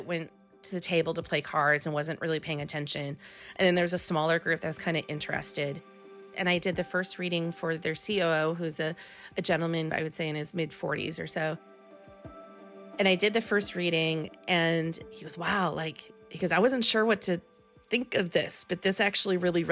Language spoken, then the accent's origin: English; Midwest, United States; moved away as an adult; I come from the Midwest where most people are married by their 20s.